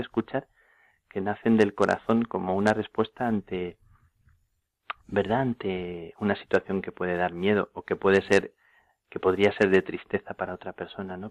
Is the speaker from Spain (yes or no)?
yes; Plasencia, Extremadura, Spain; en Plasencia a las carmelitas en, mi tierra.